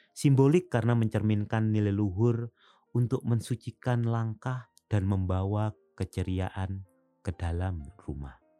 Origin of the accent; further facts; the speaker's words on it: Semboro, East Java, Indonesia; moved away; waktu kecil saya masih menjumpai ini di dusun saya di pelosok Jawa bagian timur sana